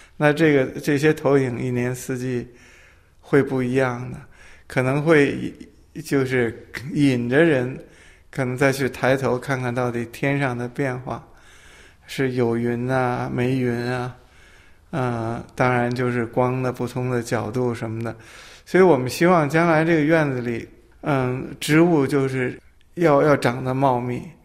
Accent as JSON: {"language": "Chinese", "region": "Beijing", "country": "China", "tie": "born or raised there", "accent": "Old Beijing", "said": "我是北京人，我籍贯啊，嗯，是杭州。当然我爸爸是杭州人，我妈妈是无锡人，所以我是在北京出生长大，但是呢，我带着这个江南的基因"}